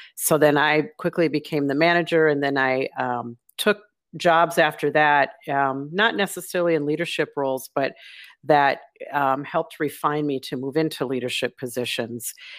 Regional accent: Minnesota, United States; moved away as an adult; now in Bentonville, United States; I live in in Bentonville, Arkansas, but I'm from Minnesota

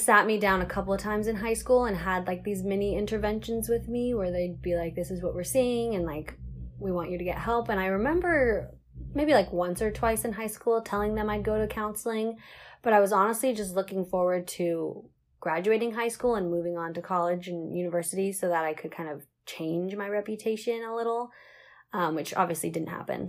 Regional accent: Seattle, Washington, United States; moved away as an adult; now in Central Coast, California, United States; I'm from Seattle originally, like the Seattle area, but I moved down to the central coast of California to go to college

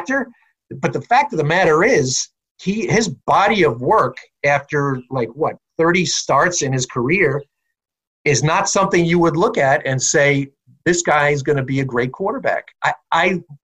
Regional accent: Long Island, New York, United States; I was a Jet fan as a kid growing up on Long Island

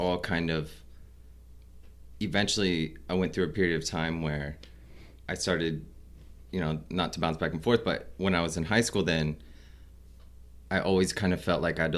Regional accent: Fremont, Nebraska, United States; also born or lived in Omaha, Nebraska; I grew up in Fremont. So I was born in Omaha, and I grew up in Fremont

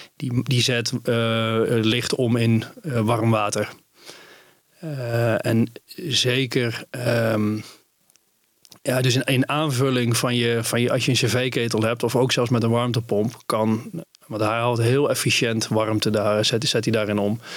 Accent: Netherlands; ik als Nederlander

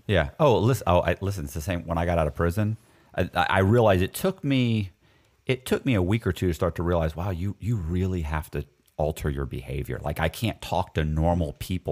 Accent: Florida, United States; I was raised in Florida, so I, and I was educated in Florida, too.

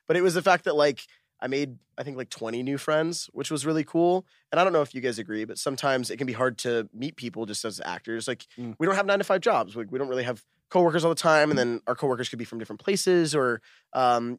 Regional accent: Dallas, Texas, United States; moved away as an adult; I grew up in Dallas, went to normal high school

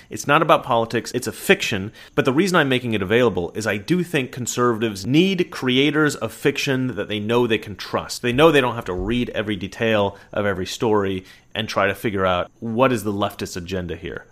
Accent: Oregon, United States; I'm from Oregon.

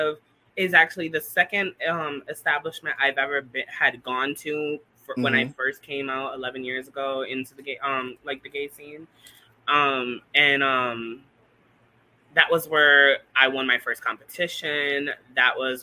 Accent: Bridgeport, Connecticut, United States; I was born and raised in Bridgeport, Connecticut.

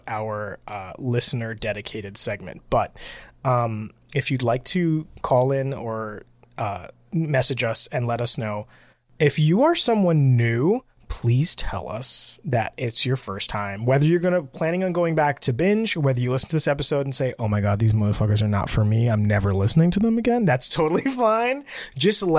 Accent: Puerto Rico; I'm from a Spanish country. I'm from Puerto Rico

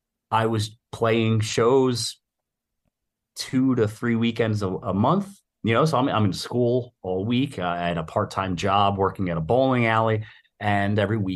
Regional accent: Philadelphia, Pennsylvania, United States; I grew up in West Philadelphia.

